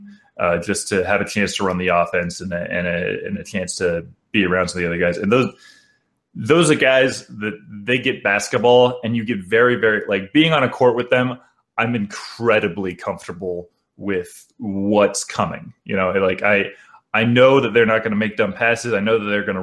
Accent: Kansas, United States; now in Las Vegas, United States; I'm from Kansas originally.

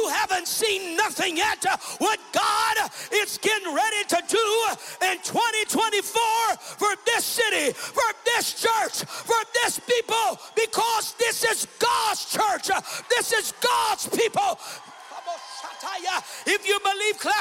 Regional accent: Brazil; I was born and raised in Brazil

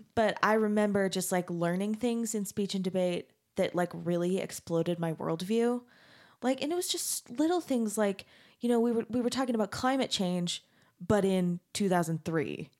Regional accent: Mesa, Arizona, United States; I grew up in Mesa, Arizona

